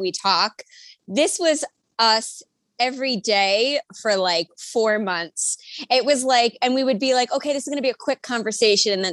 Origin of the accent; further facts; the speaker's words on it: New York, United States; now in Midwest, United States; I'm from New York. I don't know if you could mm-hmm. hear that in my accent, but I currently live in the Midwest with my family.